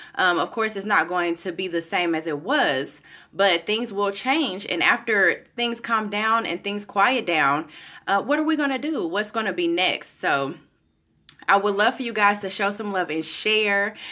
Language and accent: English; Kansas City, United States; now in Florida, United States; I'm from Kansas City, some of you know, I currently live in Florida, I'm from Kansas City